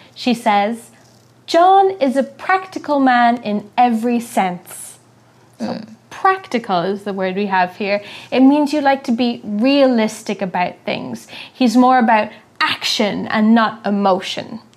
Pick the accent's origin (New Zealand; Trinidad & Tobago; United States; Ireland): Ireland; I'm from Ireland